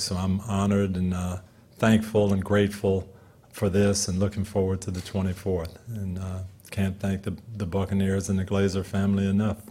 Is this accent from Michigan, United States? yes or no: yes; Jackson, Michigan, United States; now in Tampa, United States; I was born in Jackson, Michigan